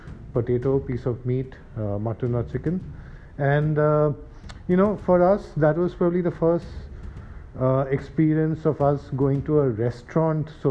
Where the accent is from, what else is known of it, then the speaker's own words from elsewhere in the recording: Kolkata, West Bengal, India; moved away as an adult; now in Mumbai, India; I grew up in Calcutta in the late mid-1980s and early 1990s